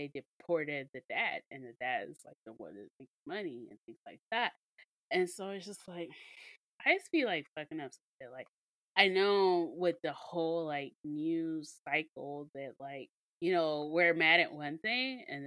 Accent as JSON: {"language": "English", "region": "Mississippi", "country": "United States", "said": "we're from Mississippi. We're from the hospitality state"}